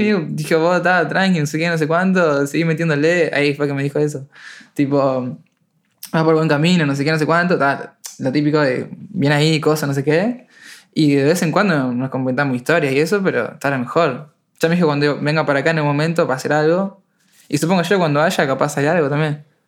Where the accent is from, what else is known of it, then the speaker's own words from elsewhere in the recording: Uruguay; soy uruguayo